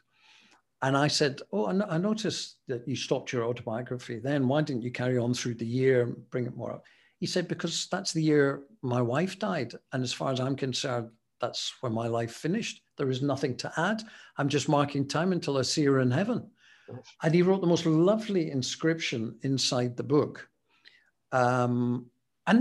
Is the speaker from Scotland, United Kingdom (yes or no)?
yes; Scotland, United Kingdom; Being Scottish